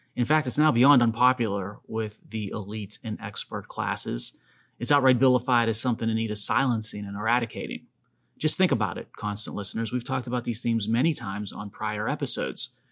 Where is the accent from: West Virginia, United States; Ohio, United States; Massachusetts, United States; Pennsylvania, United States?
Pennsylvania, United States; Pittsburgh; although I never left Pittsburgh